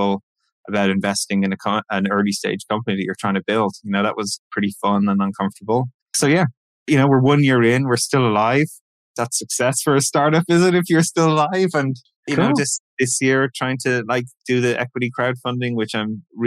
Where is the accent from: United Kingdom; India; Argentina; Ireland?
Ireland; moved away; I'm from Ireland